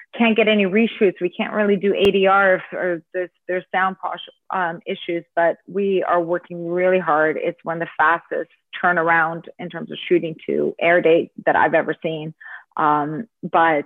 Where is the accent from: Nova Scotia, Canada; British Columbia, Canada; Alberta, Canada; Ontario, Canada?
Ontario, Canada; Toronto; also born or lived in United States / Ireland; I am born in Toronto, but my parents are Ukrainian, Canadian Ukrainian. We speak English at home